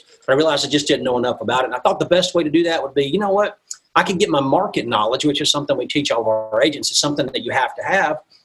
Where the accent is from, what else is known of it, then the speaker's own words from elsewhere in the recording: Mississippi, United States; accent: southern; moved away as an adult; now in Midwest, United States; I'm originally from the South. I'm from Mississippi originally.